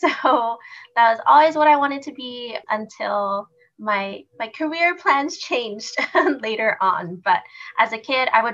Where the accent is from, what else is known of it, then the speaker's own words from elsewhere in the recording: Houston, Texas, United States; I am a Houston native, born and raised in Houston